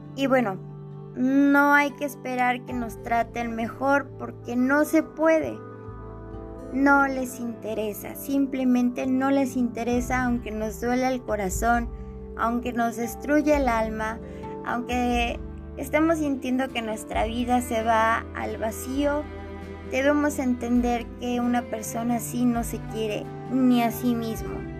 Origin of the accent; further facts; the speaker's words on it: Mexico; soy de México